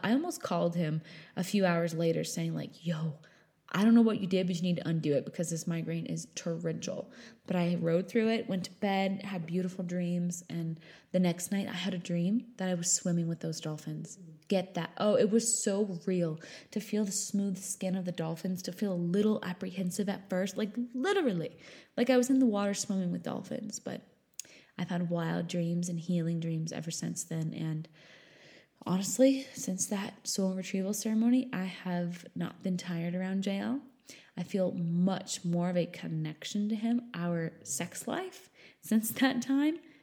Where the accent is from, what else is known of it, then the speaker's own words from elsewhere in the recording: New Hampshire, United States; I grew up in New Hampshire